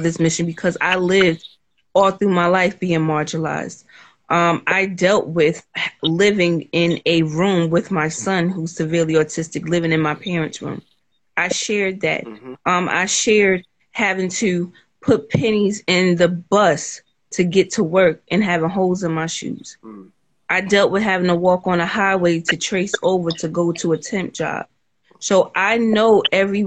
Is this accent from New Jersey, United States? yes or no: yes; North New Jersey, United States; I'm from North New Jersey